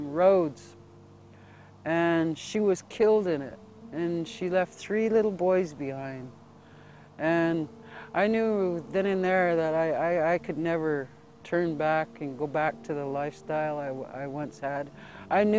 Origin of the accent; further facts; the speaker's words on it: Fort Belknap Indian Reservation, north central Montana, United States; I'm from the Fort Belknap Indian Reservation in north central Montana. I grew up pretty much impoverished